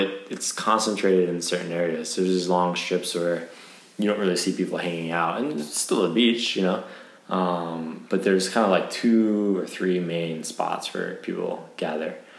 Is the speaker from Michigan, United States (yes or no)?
yes; Michigan, United States; now in Japan; I come from Michigan. We're surrounded by lakes, but not ocean